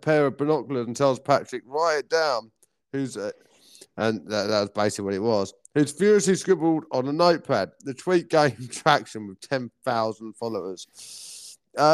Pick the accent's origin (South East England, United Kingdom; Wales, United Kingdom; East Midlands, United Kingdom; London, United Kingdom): South East England, United Kingdom; Maidstone; I'm from Maidstone